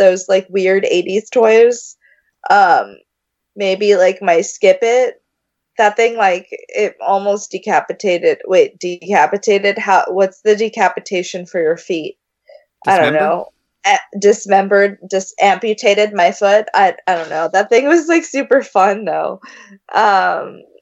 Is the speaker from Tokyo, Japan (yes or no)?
yes; Tokyo, Japan; moved away; I grew up in Tokyo